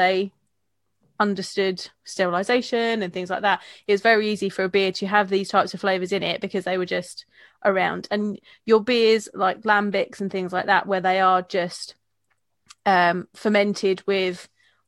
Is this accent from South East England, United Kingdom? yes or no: yes; Kent, South East England, United Kingdom; I'm from Kent, there's a lot of farms around here